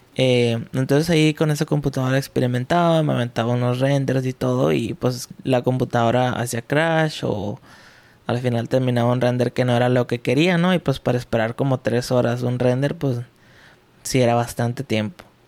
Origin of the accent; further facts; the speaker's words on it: Ciudad Juárez, Chihuahua, Mexico; Soy de Ciudad Juárez, Chihuahua